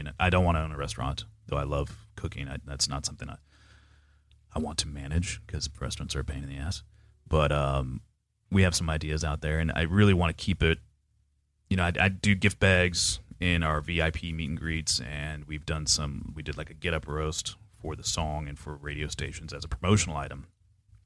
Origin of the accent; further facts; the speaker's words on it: Panama City, Florida, United States; now in Jacksonville, United States; I grew up in Panama City, Florida, and we were known for our paper mill smell